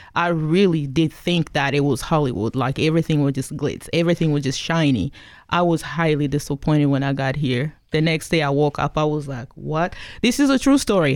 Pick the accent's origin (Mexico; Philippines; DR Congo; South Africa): DR Congo; also born or lived in Kigali, Rwanda; now in Pacific Northwest, United States; I came here from the Congo, formerly known as Zaire, um, back in nineteen ninety-six